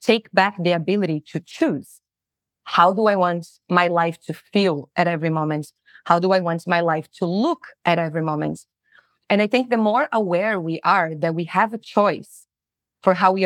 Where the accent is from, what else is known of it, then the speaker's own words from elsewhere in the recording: Brazil; moved away as an adult; also born or lived in New Zealand; I'm originally from Brazil